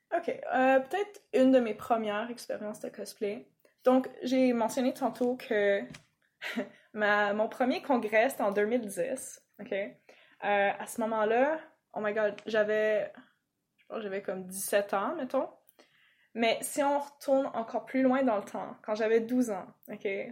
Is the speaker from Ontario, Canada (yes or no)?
yes; Toronto, Ontario, Canada; accent: English; French is a second language; moved away as an adult; now in Quebec, Canada; je l'ai pas appris quand je suis arrivée au Québec. Euh, le français, je veux dire. Euh, bon, moi, bien évidemment, je suis née, euh, à Toronto